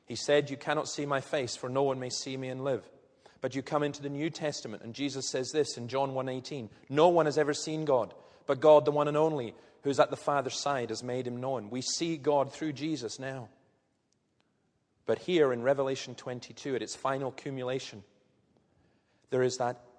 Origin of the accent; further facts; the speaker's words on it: Scotland, United Kingdom; I'm Scottish